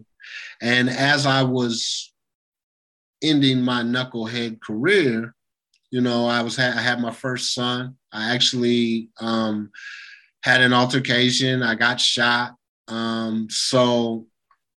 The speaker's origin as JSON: {"language": "English", "town": "Lawrence", "region": "Kansas", "country": "United States", "said": "I'm from Lawrence, and things are a little bit different up there"}